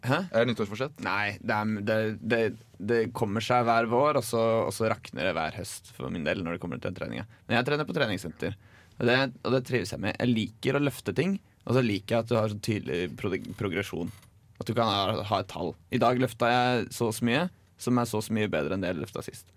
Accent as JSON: {"language": "Norwegian", "town": "Drammen", "region": "Buskerud", "country": "Norway", "tie": "born or raised there", "moved": "yes", "said": "hjembygda mi, Drammen"}